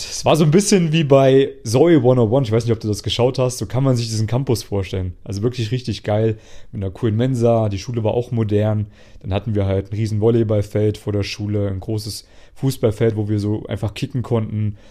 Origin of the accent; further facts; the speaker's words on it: Germany; moved away as an adult; also born or lived in Jena, Germany / Vienna, Austria; als ich damals noch in Deutschland gelebt habe, in meiner Heimatstadt